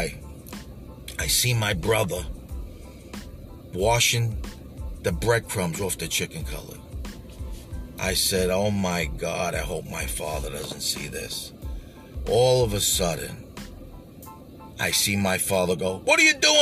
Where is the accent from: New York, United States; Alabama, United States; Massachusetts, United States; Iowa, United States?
New York, United States; New York City; I grew up in Canarsie